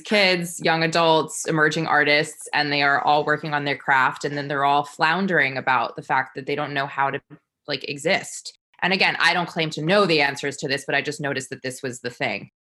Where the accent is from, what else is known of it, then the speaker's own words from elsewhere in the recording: New York, United States; I am a New Yorker through and through.